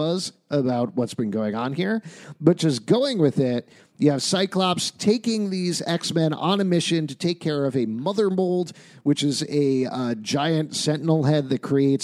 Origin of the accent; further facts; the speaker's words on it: United States; as Americans